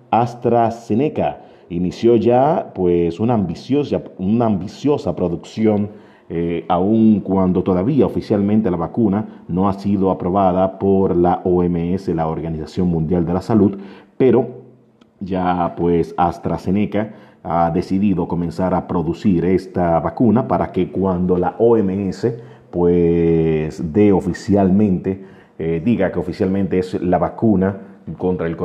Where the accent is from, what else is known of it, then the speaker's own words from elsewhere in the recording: Dominican Republic; Yo entiendo que ante todo somos dominicanos y quiero decirles a cada uno de ustedes de que mantengan la calma.